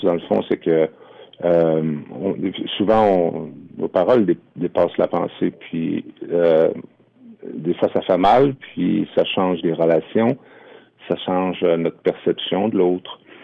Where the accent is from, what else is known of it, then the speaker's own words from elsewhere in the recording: Isle-aux-Coudres, Charlevoix, Quebec, Canada; now in Quebec City, Canada; je suis natif de l'île aux dans Charlevoix, mais euh, j'habite à Québec.